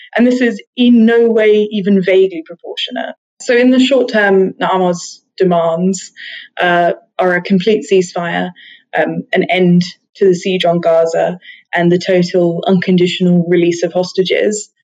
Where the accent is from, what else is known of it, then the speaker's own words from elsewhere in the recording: United Kingdom; British Jewish people